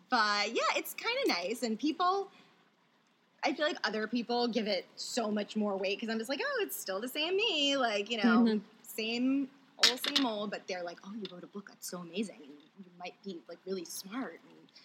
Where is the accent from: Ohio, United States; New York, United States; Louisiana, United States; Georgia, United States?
Louisiana, United States; New Orleans; moved away as an adult; now in Los Angeles, United States; I'm from New Orleans, but then I've been living here.